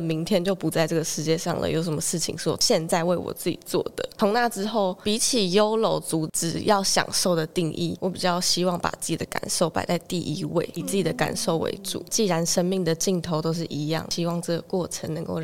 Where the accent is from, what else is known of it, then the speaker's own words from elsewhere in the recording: Zhudong, Hsinchu County, Taiwan; 我来自竹东